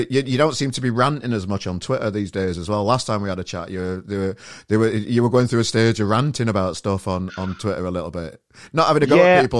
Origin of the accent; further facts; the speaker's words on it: Sheffield, Yorkshire and the Humber, United Kingdom; My hometown, Sheffield